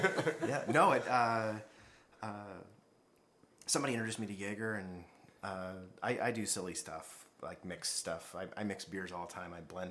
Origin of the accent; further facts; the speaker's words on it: Las Vegas, Nevada, United States; now in El Paso, United States; I'm from Las Vegas, Nevada.